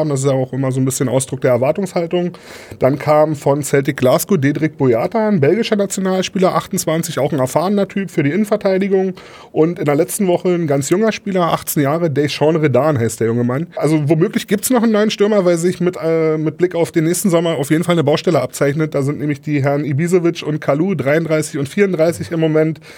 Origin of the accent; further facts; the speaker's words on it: Neuruppin, Brandenburg, Germany; Die waren in Neuruppin, in meiner Heimatstadt sogar, wo ich ah. groß geworden bin.